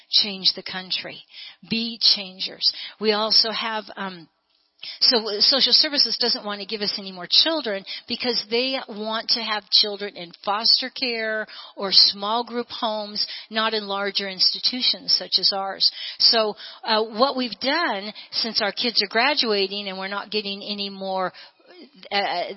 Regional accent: United States; I'm born and bred in America.

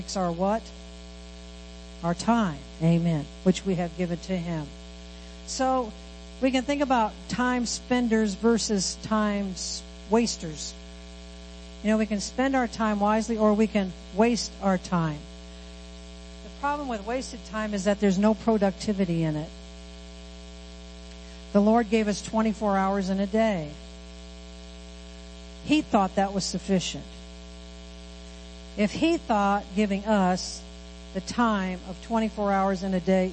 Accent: Midwest, United States; moved away; we come from the Midwest where there's cornfields, wheat fields, soybean fields.

